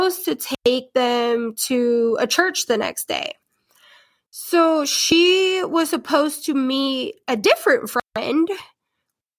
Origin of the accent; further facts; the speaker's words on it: Portland, Oregon, United States; my hometown of Portland